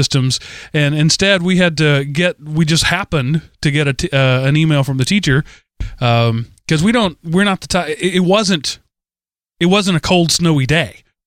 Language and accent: English; Texas, United States; I'm a Texan